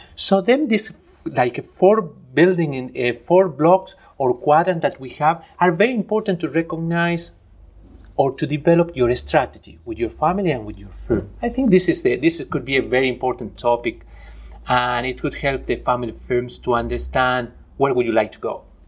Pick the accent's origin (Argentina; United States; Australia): Argentina; moved away; also born or lived in Spain / Chile / Germany; I am originally from Argentina